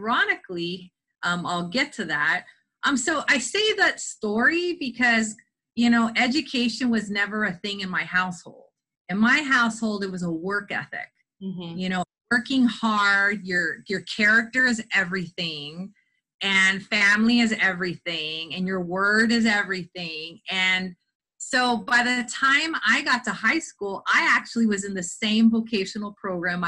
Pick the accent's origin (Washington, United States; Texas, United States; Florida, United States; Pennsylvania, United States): Texas, United States; South; I come from South Texas, and both of my parents did seasonal migrant work with their families